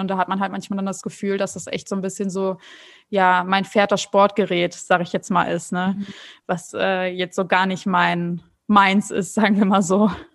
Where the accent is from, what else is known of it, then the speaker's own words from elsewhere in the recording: North Rhine-Westphalia, Germany; moved away as an adult; now in São Paulo, Brazil; ich komme ja eigentlich ursprünglich aus NRW